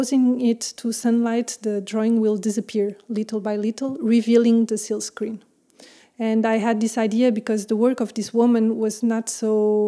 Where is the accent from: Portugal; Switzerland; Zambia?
Portugal; moved away as an adult; also born or lived in France; now in Brussels, Belgium; I'm French, but I grew up in Portugal, and I'm in Brussels since 8 years now.